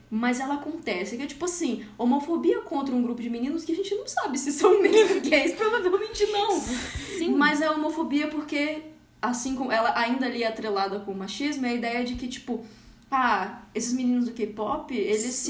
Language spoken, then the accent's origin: Portuguese; Espírito Santo, Brazil; Eu sou do Espírito Santo.